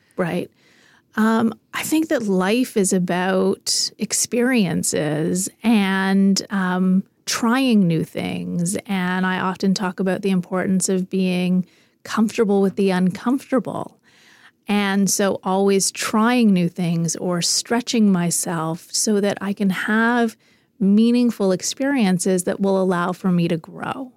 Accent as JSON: {"language": "English", "country": "Canada"}